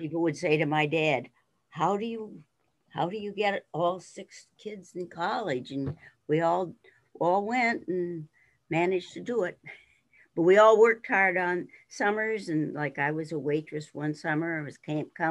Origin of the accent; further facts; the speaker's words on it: Mount Jewett, Pennsylvania, United States; I grew up in Mount Jewett